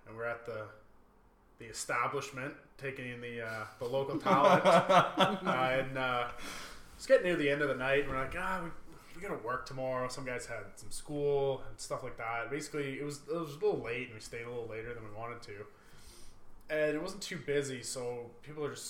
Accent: Sudbury, Ontario, Canada; also born or lived in Barrie, Ontario; I'm from Sudbury, born and raised here

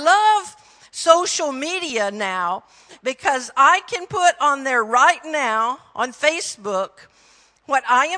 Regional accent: Texas, United States; accent: Texan; greetings from Texas, my home state. I try really hard not to talk Texan

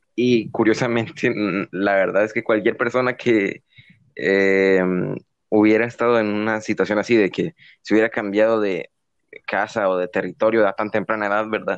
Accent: San Miguel, El Salvador; also born or lived in San Salvador; yo originalmente nací en mi ciudad natal, que es aquí, San Miguel, ¿verdad? que es donde vivo actualmente

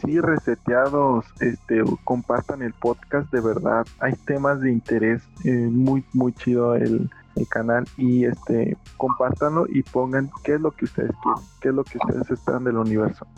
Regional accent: Mexico; aquí en México es muy común que el mal de ojo

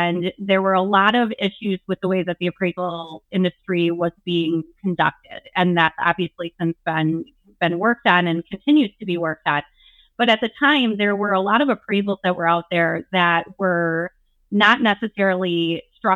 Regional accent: Wisconsin, United States; I am Wisconsin tried and true

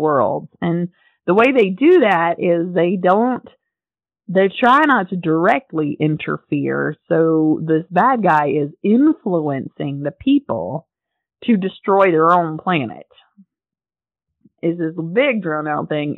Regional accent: North Carolina, United States; if you're from North Carolina, which I am, you know. My hometown's about an hour and a half from Asheville. So I got to see the Biltmore House quite a bit growing up

